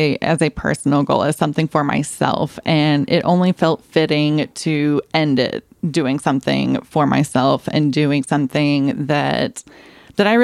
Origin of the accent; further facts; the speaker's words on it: Randleman, North Carolina, United States; I'm originally from Randleman, very small town, center of the state, going in between Greensboro and Asheboro